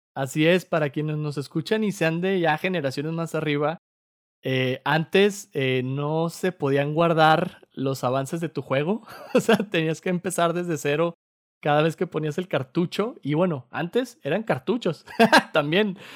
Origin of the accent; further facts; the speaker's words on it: Torreón, Coahuila, Mexico; moved away; yo crecí en Torreón